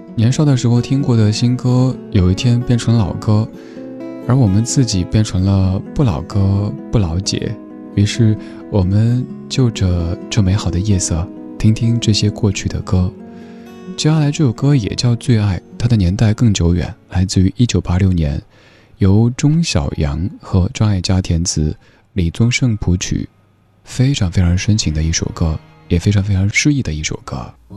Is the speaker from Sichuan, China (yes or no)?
yes; Sichuan, China; 作为一个四川人